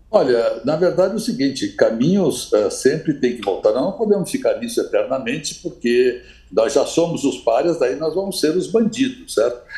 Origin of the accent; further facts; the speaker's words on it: Brazil; me identificavam como brasileiro